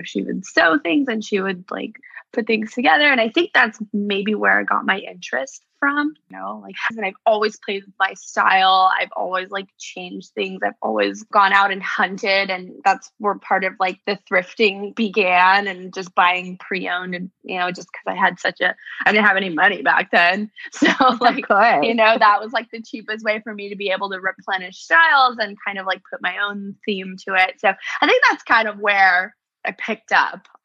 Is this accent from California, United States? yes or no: yes; Bay Area, California, United States; moved away as an adult; also born or lived in New York City / Los Angeles; I was born in New York City. Unfortunately, my dad passed away when I was little, so we had to leave New York and we moved out to the West Coast. So I grew up in the Bay Area